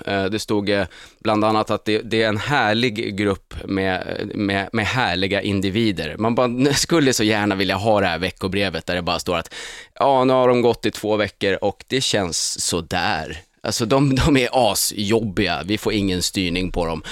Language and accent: Swedish; Sweden; som svensk är man ju liksom uppfostrad med att FN är det finaste